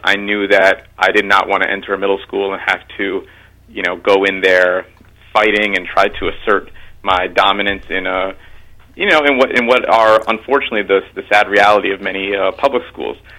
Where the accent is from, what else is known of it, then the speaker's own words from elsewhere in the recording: Mount Vernon, New York, United States; I grew up in Mount Vernon, mm-hmm. um, and and yeah, Mount Vernon was a great place to grow up